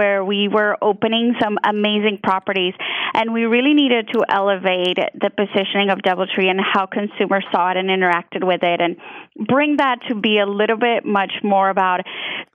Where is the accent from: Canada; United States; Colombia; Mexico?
Colombia; English is a second language; moved away; I was born and raised in Colombia, so you might notice an accent come out here and there because English is my second language.